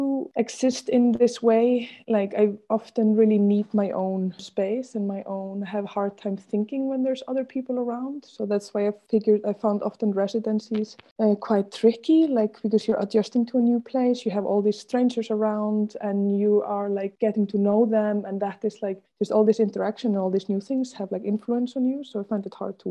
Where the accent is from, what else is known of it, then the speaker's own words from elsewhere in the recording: Germany; moved away as an adult; also born or lived in Berlin; now in Brussels, Belgium; coming from Germany